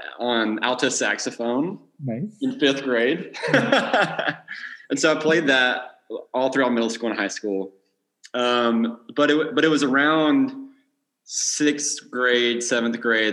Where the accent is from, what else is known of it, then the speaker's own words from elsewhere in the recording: Florence, Alabama, United States; born and raised in Alabama, specifically Florence, the Muscle Shoals area.